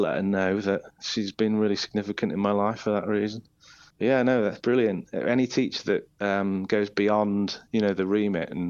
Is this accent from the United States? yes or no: no; Isle of Man; moved away as an adult; now in Leeds, United Kingdom; I say the Isle of Man. That's where I spent, you know, my childhood and young adulthood.